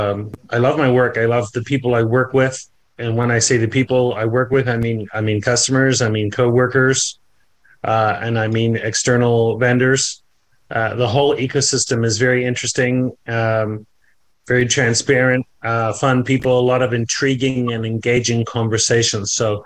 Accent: New Zealand; I'm originally from New Zealand, even though the accent seems to have been lost at some point along the road. I am a Kiwi.

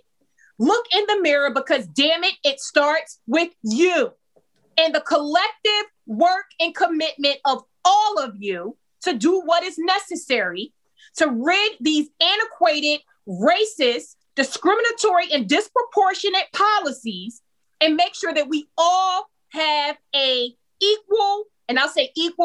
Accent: Hillside, New Jersey, United States; the city that I grew up in Hillside, New Jersey.

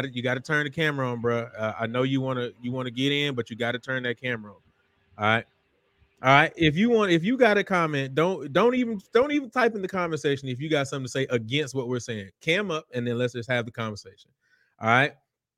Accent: Houston, Texas, United States; I'm from Houston. I was born and raised on the southwest. Well, I was born on the north side, but I was raised on the southwest side of Houston. And I came from Willow Ridge High School

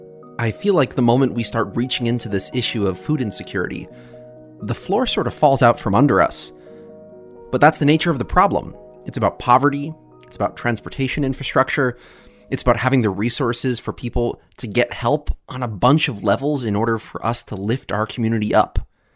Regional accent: Sullivan County, New York, United States; as someone who myself was born and raised in Sullivan County and lived in Sullivan County for almost my entire life.

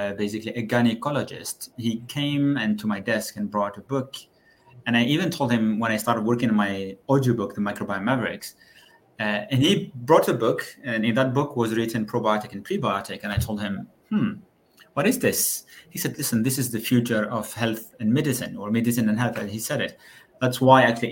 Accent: Algeria; moved away as an adult; also born or lived in Würzburg, Germany; now in Brussels, Belgium; I actually started my studies in Algeria. That's where I come

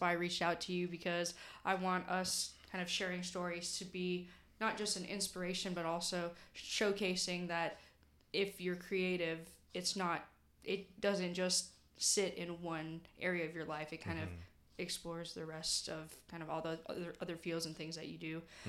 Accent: Philippines; And I don't think, like, just being Filipino, my parents are just like, oh, you know, you get the basic stuff.

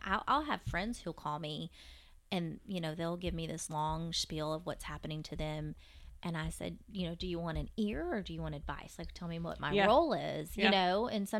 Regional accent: Fort Worth, Texas, United States; I'm from Fort Worth.

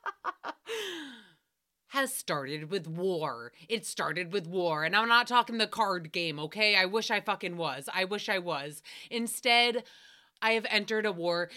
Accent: New England, United States; I grew up in New England

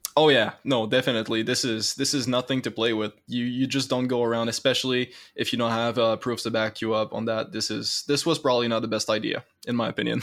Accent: Canada

